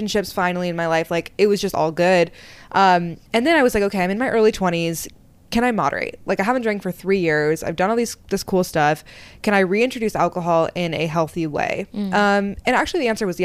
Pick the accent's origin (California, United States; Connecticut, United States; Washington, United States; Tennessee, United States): Washington, United States; Seattle; moved away as an adult; also born or lived in Wisconsin / Los Angeles; now in New York City, United States; I grew up in Seattle, born and raised